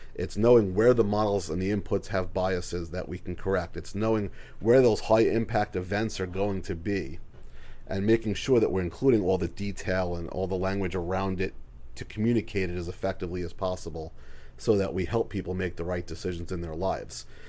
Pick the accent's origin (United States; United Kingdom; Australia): United States; Long Island, New York; moved away; I am from Long Island originally